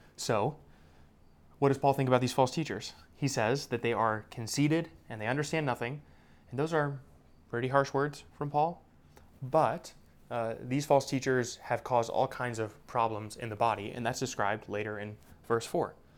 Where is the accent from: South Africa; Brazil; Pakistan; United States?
United States; now in Indianapolis, United States; American Christians